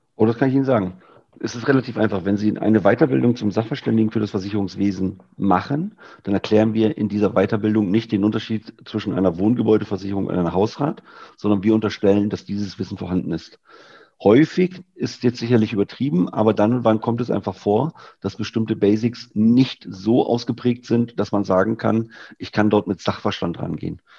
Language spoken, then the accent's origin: German; Lower Saxony, Germany; moved away; Ich bin ja eigentlich gebürtiger Niedersachse